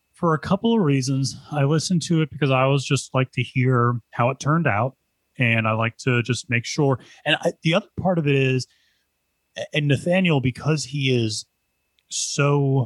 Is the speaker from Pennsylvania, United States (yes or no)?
yes; Pennsylvania, United States; growing up in Pennsylvania